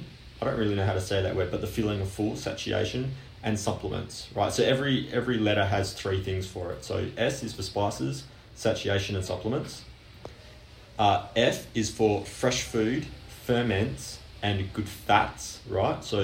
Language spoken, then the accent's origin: English; Australia; I'm Australian